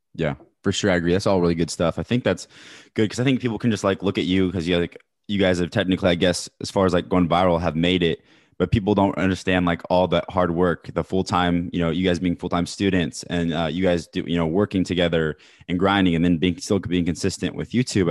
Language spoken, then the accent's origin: English; Kansas City, Missouri, United States; I'm from Kansas City